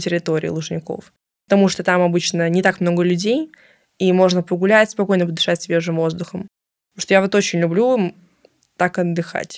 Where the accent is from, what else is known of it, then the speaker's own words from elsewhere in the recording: Moscow, Russia; из Москвы